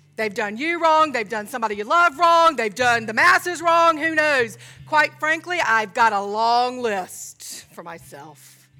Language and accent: English; Georgia, United States; I was raised in Georgia.